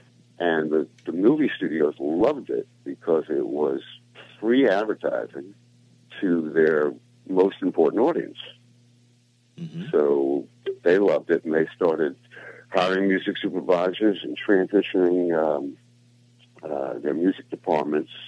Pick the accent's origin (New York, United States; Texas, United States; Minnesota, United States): New York, United States; New York City; I grew up in Brooklyn, New York